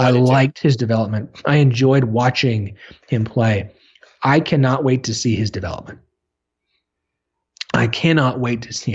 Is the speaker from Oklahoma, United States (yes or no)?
yes; Tulsa, Oklahoma, United States; I grew up in Tulsa